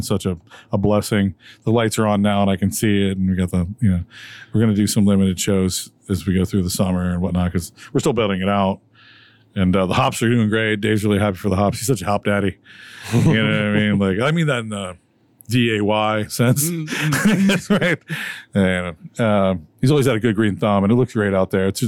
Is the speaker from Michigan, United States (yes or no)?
yes; Detroit, Michigan, United States; now in Pennsylvania, United States; I'm from Detroit, actually. My family's in Detroit